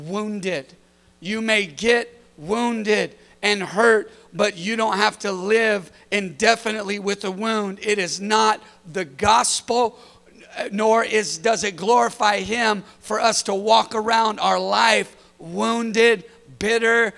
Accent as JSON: {"language": "English", "region": "California", "country": "United States", "said": "I'm from California"}